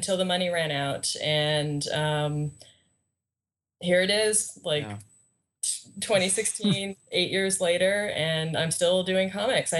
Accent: Canada; I'm Canadian

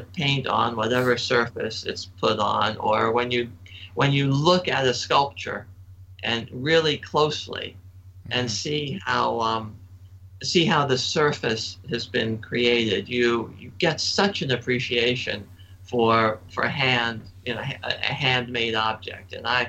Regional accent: Annapolis, Maryland, United States; I grew up in Annapolis

